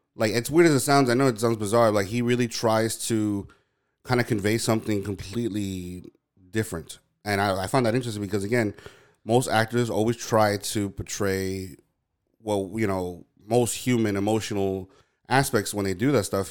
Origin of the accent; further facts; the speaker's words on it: New York, United States; I was born and raised in New York